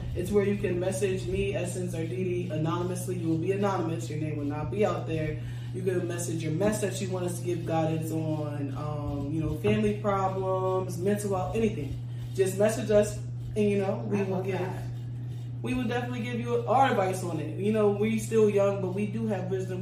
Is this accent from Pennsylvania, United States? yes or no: yes; Coatesville, Pennsylvania, United States; moved away; I am from Coatesville, Pennsylvania. I moved up here in 2012